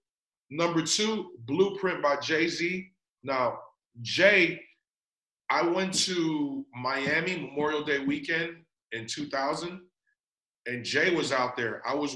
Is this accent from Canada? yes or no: no; Philippines; You know, I'm Filipino.